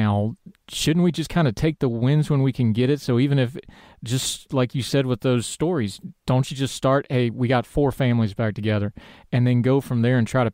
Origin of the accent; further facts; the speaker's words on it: West Virginia, United States; West Virginia Public Media did a story, they actually did it on my hometown